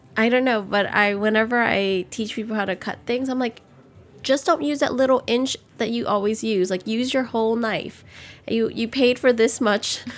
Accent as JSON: {"language": "English", "town": "New Orleans", "region": "Louisiana", "country": "United States", "tie": "born or raised there", "said": "growing up in New Orleans, every year you pretty much evacuate at least once"}